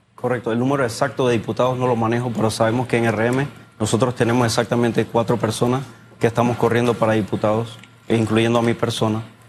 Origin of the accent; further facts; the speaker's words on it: Panama; todos somos panameños